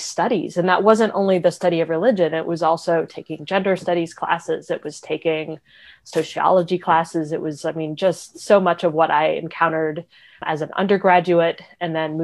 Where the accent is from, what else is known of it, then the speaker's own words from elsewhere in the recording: Raleigh, North Carolina, United States; I grew up in Raleigh, North Carolina.